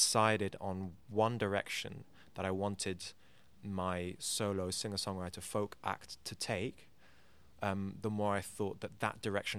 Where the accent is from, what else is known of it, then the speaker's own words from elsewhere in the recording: Switzerland; born there; also born or lived in England; But I was born in Switzerland, and my part of my family background is from Switzerland because that's where my dad grew up, where my parents met, and that was the first church community I was part of.